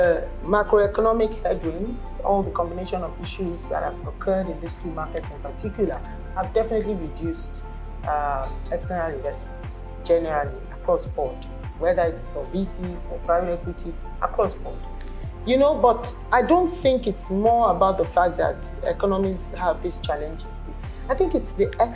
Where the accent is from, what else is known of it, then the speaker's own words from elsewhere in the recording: Nigeria; I'm Nigerian